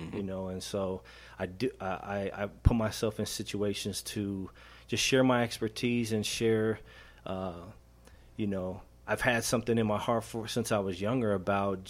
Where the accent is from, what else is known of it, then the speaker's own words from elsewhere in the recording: Denver, Colorado, United States; I grew up in Montbello, so I'm good friends with Interstate